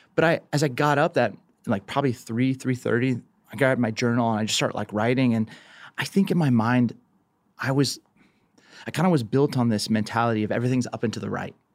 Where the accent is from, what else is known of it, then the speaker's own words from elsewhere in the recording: Southern California, United States; growing up in Southern California